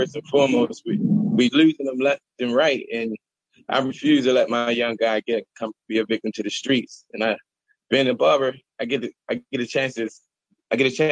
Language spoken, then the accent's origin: English; Baltimore, Maryland, United States; I'm from Baltimore, man. I've been born and raised here, Northeast 21239